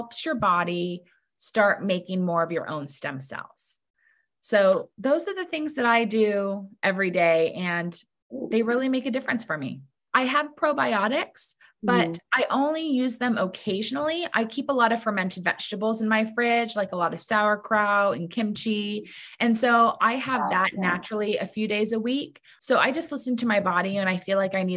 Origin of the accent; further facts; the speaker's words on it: Laguna Beach, California, United States; also born or lived in New York City; I live in Laguna Beach, California, my hometown